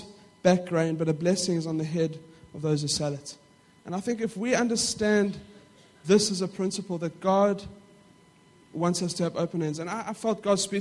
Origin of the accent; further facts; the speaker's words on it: Johannesburg, Gauteng, South Africa; we lived in a middle-class neighborhood in South Africa. Now, I don't know, for those of you who know parts of South Africa, it is the south of Johannesburg